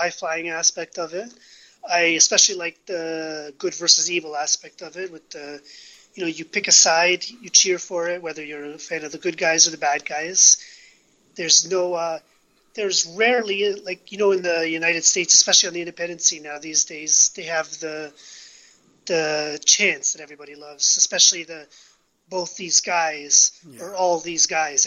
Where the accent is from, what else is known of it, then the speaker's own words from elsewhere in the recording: Canada; I'm from Canada